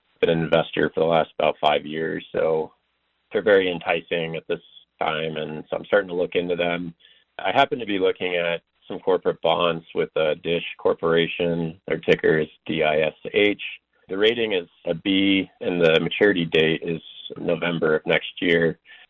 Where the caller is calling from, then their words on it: Denver, Colorado, United States; I'm calling from Denver.